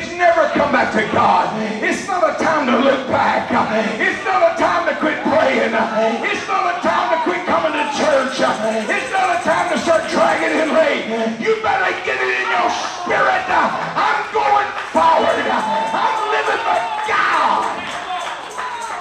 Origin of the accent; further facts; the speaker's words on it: Louisiana, United States; I'm from Louisiana